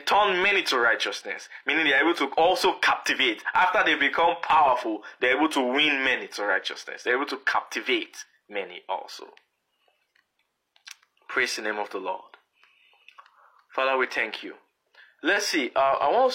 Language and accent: English; Lagos, Nigeria; moved away as an adult; now in Canada; When we were growing up in Lagos